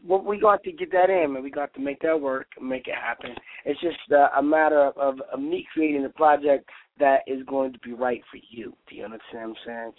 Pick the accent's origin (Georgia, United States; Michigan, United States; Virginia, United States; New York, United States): Michigan, United States; Detroit; I'm from Detroit, Michigan